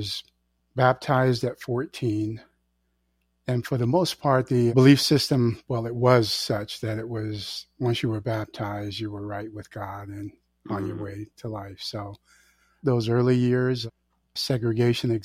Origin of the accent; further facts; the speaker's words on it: Live Oak, Florida, United States; also born or lived in Jacksonville, Florida / Daytona Beach, Florida; I was born and raised in Jacksonville, Daytona Beach, and Live Oak, Florida. Most of those years were in Live Oak.